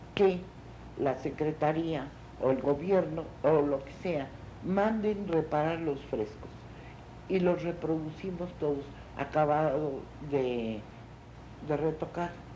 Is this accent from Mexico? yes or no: yes; Mexico; amo mucho a mi pueblo, amo mucho a mi país y me encanta, me parece precioso